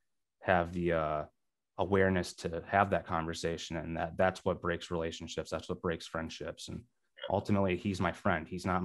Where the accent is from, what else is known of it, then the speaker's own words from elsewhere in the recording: Rockford, Illinois, United States; also born or lived in Milwaukee; now in Chicago, United States; Growing up in Rockford, I would always be driving to Milwaukee or Chicago.